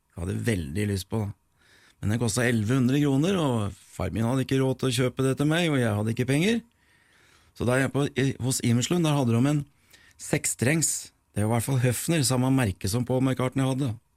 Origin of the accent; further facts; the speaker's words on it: Nord-Odal, Innlandet, Norway; also born or lived in Eidsvoll / Mogreina; Jeg er født i Nord-Odalen, hjemme hos bestemor